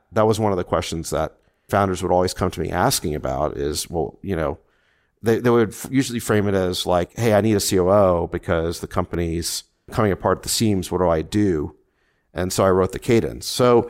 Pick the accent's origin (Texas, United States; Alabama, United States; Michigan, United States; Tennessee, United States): Tennessee, United States; Memphis; also born or lived in South Africa; now in California; my parents were from South Africa, and we immigrated to the United States. When I was five, we moved to Memphis, Tennessee, and then I came out to California for